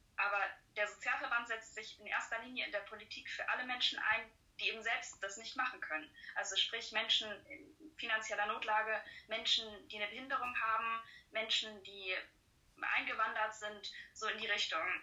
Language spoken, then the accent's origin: German; Friedrichstadt, Schleswig-Holstein, Germany; moved away as an adult; now in Siegen, Germany; komme ich aus Schleswig-Holstein, aus dem Norden von Schleswig-Holstein, genauer gesagt aus Friedrichstadt. Und ja, da habe ich bis 2019 gelebt